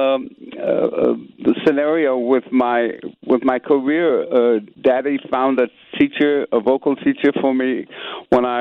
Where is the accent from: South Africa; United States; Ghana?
United States; San Francisco, California; also born or lived in Gilmer, Texas; I was born in Gilmer, Texas. My mom and my dad moved the family very early on. I think I was about 4 years old when I moved to San Francisco